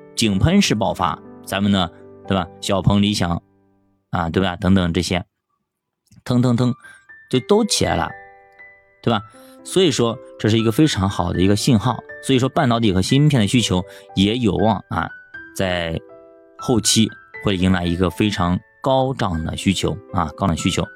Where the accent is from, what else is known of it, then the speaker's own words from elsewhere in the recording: China; 我们中国人